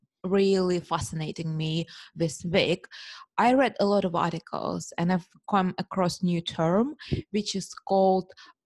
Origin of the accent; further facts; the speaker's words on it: United Kingdom; being superficial British woman, I only have heard about Milan Fashion Week.